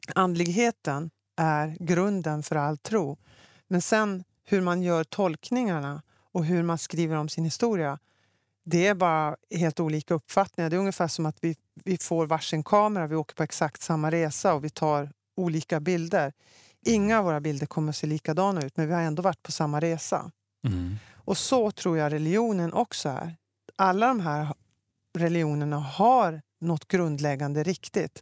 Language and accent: Swedish; Luleå, Norrbotten County, Sweden; Jag är uppväxt i Norrbotten, i Luleå.